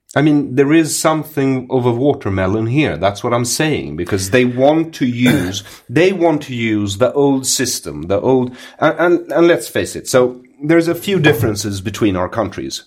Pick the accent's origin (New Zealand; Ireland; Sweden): Sweden